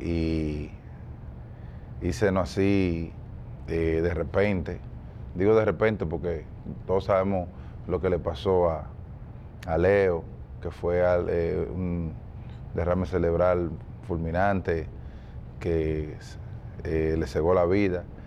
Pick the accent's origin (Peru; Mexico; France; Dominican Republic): Dominican Republic; nosotros los dominicanos